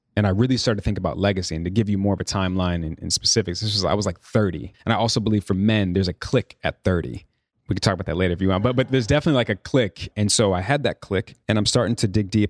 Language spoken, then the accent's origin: English; Chicago, Illinois, United States; also born or lived in New York; now in Los Angeles, United States; I'm from Chicago, born and raised.